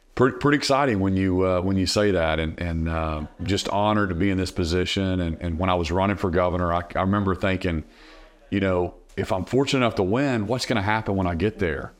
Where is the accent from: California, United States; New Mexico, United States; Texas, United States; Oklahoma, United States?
Oklahoma, United States; Norman; Cleveland County, where I grew up in Norman, Oklahoma